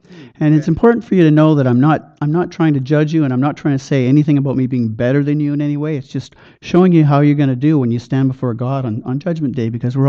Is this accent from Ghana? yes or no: no; Chilliwack, British Columbia, Canada; I'm from Chilliwack